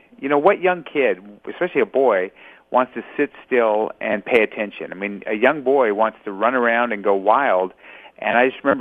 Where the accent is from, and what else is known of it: Los Angeles, California, United States; born or raised there